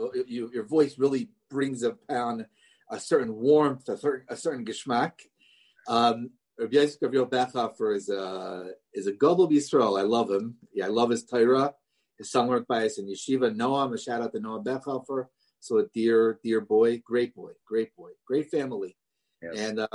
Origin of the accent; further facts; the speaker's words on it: Philadelphia, Pennsylvania, United States; But I'm from Philadelphia.